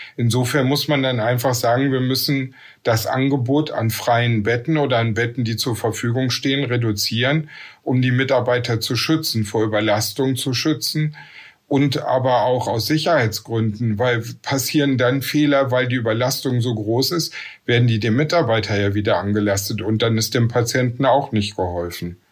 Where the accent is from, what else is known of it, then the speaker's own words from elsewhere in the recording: Essen, North Rhine-Westphalia, Germany; now in Velbert, Germany; Geboren in Essen, wohne in Felbert, zwischen Essen, Wuppertal und Düsseldorf, nicht im Ruhrgebiet im Bergischen Land.